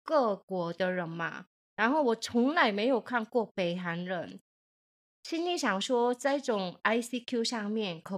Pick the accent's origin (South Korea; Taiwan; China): South Korea; Chinese is a second language; 我是从韩国来的猪猪，안녕하세요。